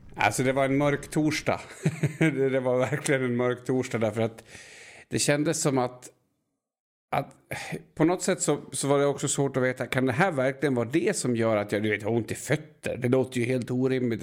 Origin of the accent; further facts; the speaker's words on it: Enviken, Dalarna County, Sweden; jag är från Enviken